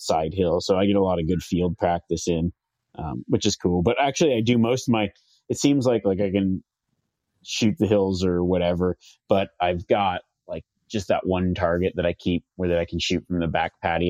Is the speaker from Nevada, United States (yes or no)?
yes; Reno, Nevada, United States; you guys are pretty much coming to my hometown